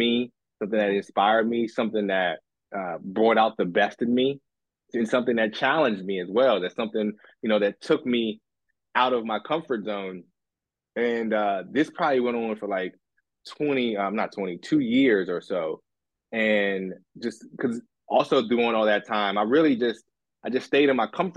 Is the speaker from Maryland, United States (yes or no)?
yes; D.C. area, Maryland, United States; I'm originally from the D.C. area, Maryland